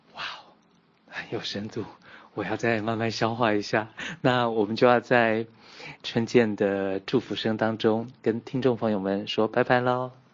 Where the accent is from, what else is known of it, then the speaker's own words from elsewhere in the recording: Taiwan; 在在台湾我们把普通话叫国语嘛